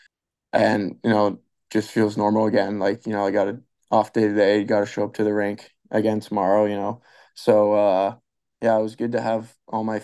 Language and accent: English; California, United States; now in Las Vegas, United States; growing up in California